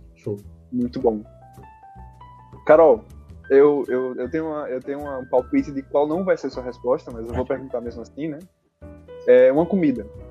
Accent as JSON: {"language": "Portuguese", "town": "Maceió", "region": "Alagoas", "country": "Brazil", "said": "não sou da Bahia, né? Eu sou de Maceió."}